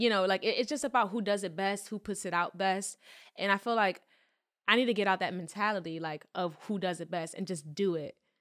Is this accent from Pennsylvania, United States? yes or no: yes; Philadelphia, Pennsylvania, United States; I was born in Philly